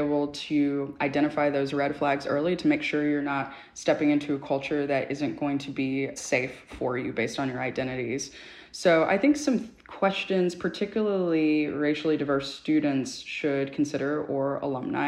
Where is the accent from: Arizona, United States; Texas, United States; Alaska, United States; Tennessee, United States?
Texas, United States; Dallas; moved away as an adult; now in New York City, United States; when I was growing up in Dallas, Texas